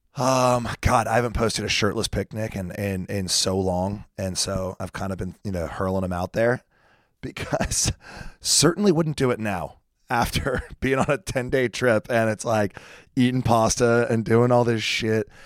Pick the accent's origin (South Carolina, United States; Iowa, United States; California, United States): South Carolina, United States